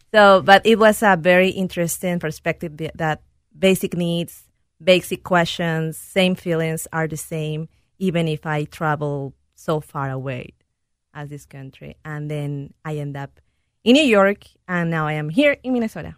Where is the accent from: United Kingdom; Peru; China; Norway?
Peru; English is a second language; moved away as an adult; also born or lived in India; now in United States; I am originally from Peru